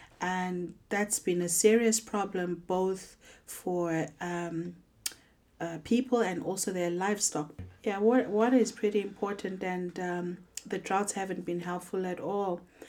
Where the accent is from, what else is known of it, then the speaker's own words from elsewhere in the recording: Zimbabwe; I'm visiting from Zimbabwe.